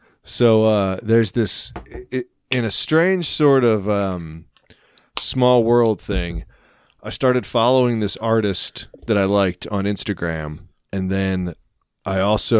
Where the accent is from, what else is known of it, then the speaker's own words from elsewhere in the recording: United States; And the fact that I did grow up like, what, 10 miles from Pennsylvania.